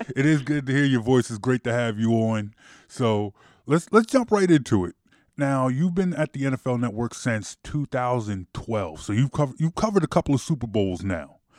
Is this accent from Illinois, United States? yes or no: no; Philadelphia, Pennsylvania, United States; moved away as an adult; also born or lived in Baltimore; coming from Philadelphia growing up in the Buddy Ryan era